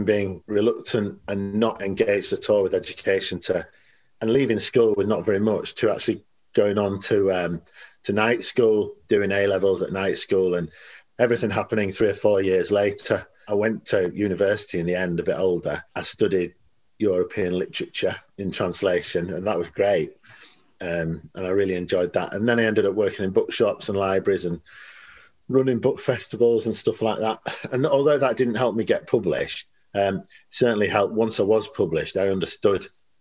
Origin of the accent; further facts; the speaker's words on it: Leeds, Yorkshire and the Humber, United Kingdom; I'm from Leeds. I was brought up in Leeds.